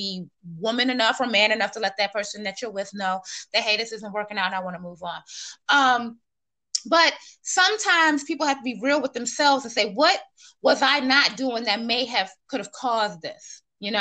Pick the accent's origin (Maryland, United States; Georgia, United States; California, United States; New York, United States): Maryland, United States; Silver Spring; moved away as an adult; also born or lived in Washington, District of Columbia, United States; now in Virginia, United States; I'm actually from Maryland. I grew up, I'm born in DC, Northwest, and I was raised in, like, you know, the Silver Spring, Montgomery County, little PG County area